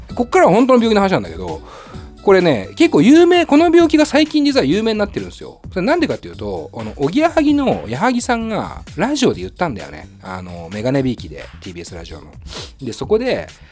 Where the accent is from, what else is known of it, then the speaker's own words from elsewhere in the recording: Tokyo, Japan; 下北沢っていうね僕の地元の町でもあるんですけど